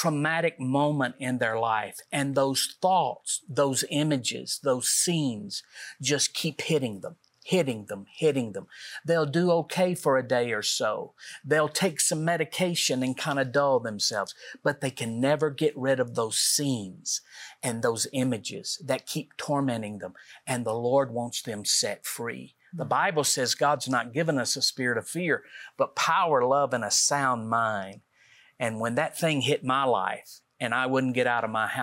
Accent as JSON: {"language": "English", "region": "Middle Tennessee", "country": "United States", "said": "we're from Middle Tennessee"}